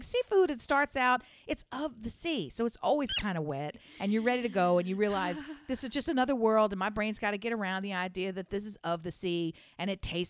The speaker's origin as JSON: {"language": "English", "region": "Delaware", "country": "United States", "said": "I'm from the Diamond State, which is our nickname because our motto is the first state."}